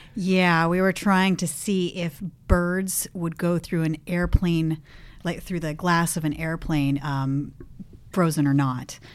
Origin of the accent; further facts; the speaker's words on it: Los Gatos, California, United States; moved away as an adult; now in San Francisco, United States; I grew up in Los Gatos